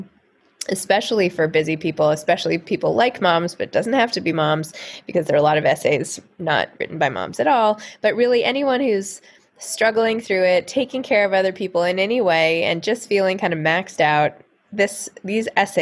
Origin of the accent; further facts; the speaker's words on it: New York City, New York, United States; I grew up in New York City.